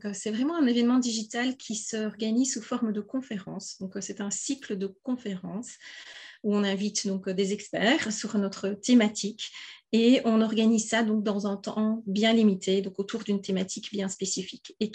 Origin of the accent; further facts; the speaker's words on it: Wallonia, Belgium; je suis belge, hein, donc là, je vous parle du sud de la Belgique, d'où peut-être mon petit accent que vous